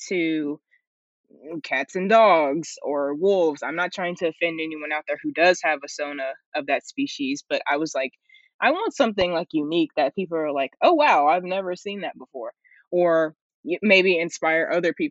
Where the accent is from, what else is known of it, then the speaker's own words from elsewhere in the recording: Tennessee, United States; also born or lived in South Carolina; born in South Carolina, but we moved to Tennessee around like 2009.